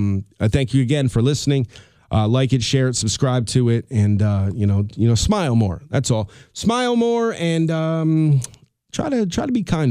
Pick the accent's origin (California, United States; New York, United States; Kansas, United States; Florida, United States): New York, United States; Colonie; He's doing a hitting clinic with the kids here in Colony, which is the town we grew up in Albany, New York.